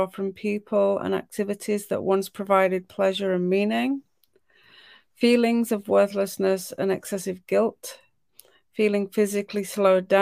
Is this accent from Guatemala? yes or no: no; United Kingdom; I'm British